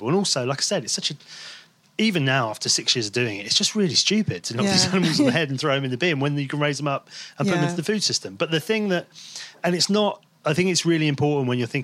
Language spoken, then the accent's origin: English; Devon, South West England, United Kingdom; moved away as an adult; also born or lived in London; I grew up in Devon, where, and by the sea